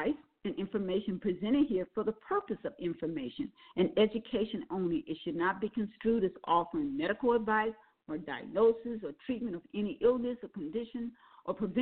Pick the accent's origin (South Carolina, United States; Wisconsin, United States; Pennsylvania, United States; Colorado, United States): Wisconsin, United States; Milwaukee; also born or lived in New Orleans, Louisiana; I was born in New Orleans but raised in Milwaukee, Wisconsin